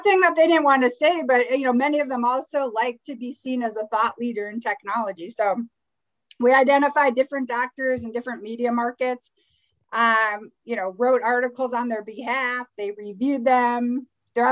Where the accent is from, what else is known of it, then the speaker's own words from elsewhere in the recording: Midwest, United States; I'm from the Midwest